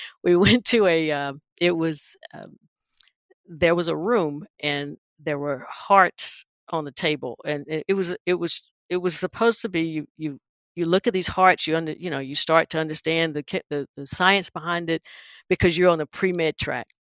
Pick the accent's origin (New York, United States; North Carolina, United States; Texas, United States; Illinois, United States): North Carolina, United States; Wilson; I'm from Wilson